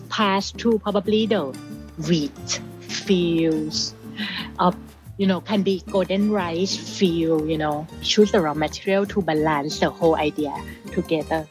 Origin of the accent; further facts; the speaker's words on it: Bangkok, Thailand; I grew up in Bangkok, Thailand in the 80s